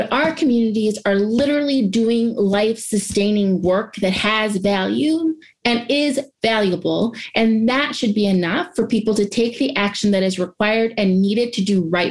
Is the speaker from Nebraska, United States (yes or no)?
no; Ohio, United States; I'm from Ohio and based in Ohio